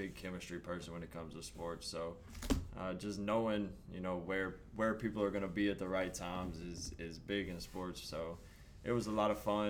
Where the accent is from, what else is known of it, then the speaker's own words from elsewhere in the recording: Arkansas, United States; I grew up in a town of 1,100 people.